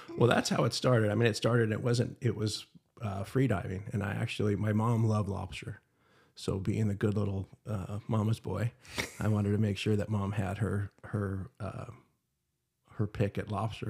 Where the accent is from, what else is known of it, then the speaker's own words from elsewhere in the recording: Huntington Beach, California, United States; also born or lived in Utah; born and raised in Huntington Beach